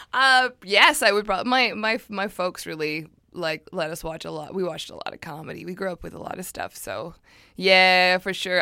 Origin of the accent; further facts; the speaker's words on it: Surrey, British Columbia, Canada; I'm from Surrey, and it's not a nice